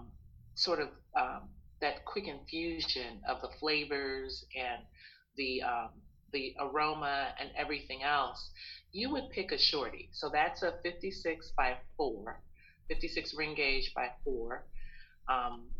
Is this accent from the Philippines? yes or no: no; Panama; now in United States; for me, growing up in Panama